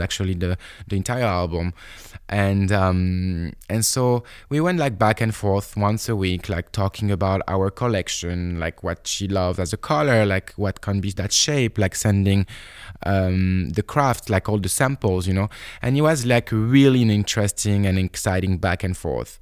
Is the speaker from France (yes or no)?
yes; Bordeaux, Nouvelle-Aquitaine, France; also born or lived in Paris, France; I come from Bordeaux